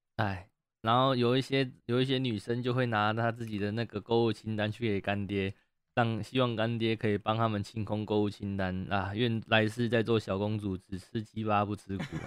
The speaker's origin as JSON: {"language": "Chinese", "country": "Taiwan", "accent": "Taiwanese", "said": "你们台湾人讲话怎么都这么温柔"}